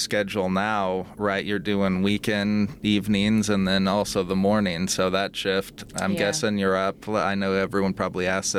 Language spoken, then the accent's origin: English; Omaha, Nebraska, United States; I grew up here. I'm from here.